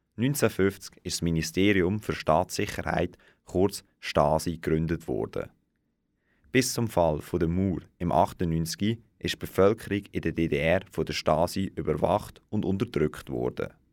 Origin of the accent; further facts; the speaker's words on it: Switzerland; Bei uns in der Schweiz